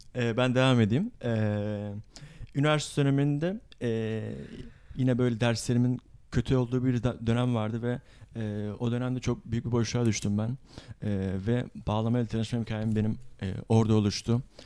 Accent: Istanbul, Turkey; Doğma büyüme İstanbulluyum ancak tabii e, aslen Mardinli olduğum için

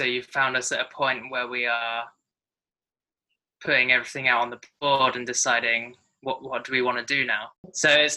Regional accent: England, United Kingdom; also born or lived in New Zealand; now in Bali, Indonesia; I'm from England.

